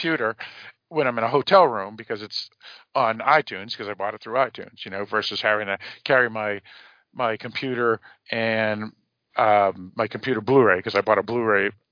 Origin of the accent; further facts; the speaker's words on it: Boston, Massachusetts, United States; accent: Boston; my Boston accent